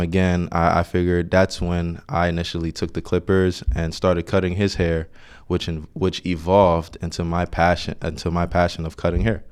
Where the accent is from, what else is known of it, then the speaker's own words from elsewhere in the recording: Orange, New Jersey, United States; I grew up in Orange, New Jersey